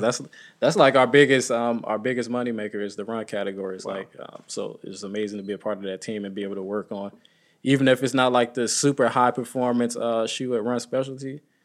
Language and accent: English; St. Louis, Missouri, United States; moved away as an adult; now in Baltimore, United States; in my hometown. We had the Mike Brown situation.